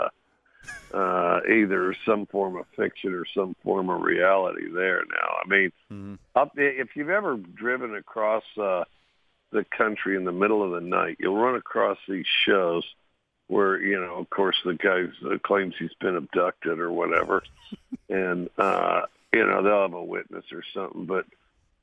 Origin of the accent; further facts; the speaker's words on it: Cody, Wyoming, United States; moved away; I grew up in Cody, Wyoming.